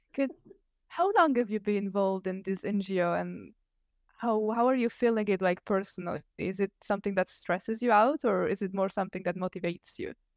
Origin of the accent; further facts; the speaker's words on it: Italy; English is a second language; I'm Italian. I'm not an English speaker